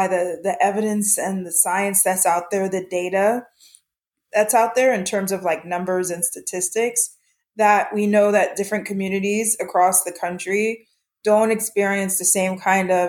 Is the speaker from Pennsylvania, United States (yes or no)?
yes; Harrisburg, Pennsylvania, United States; moved away; also born or lived in Antigua (family) / West Coast; Grew up in Harrisburg, Pennsylvania